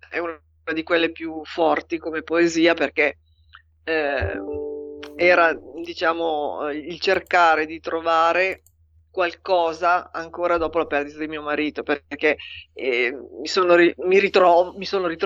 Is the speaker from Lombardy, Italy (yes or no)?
yes; Milan, Lombardy, Italy; born there; now in Pavia, Italy; io sono nata a Milano.